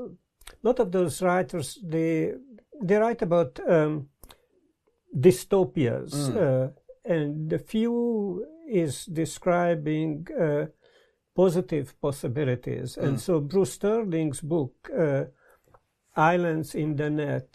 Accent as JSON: {"language": "English", "region": "Budapest", "country": "Hungary", "tie": "born or raised there", "also_born_or_lived": "California", "moved": "yes", "lives_now": "Brighton, United Kingdom", "said": "I was born in Budapest, Hungary, don't even dare to say, long time ago"}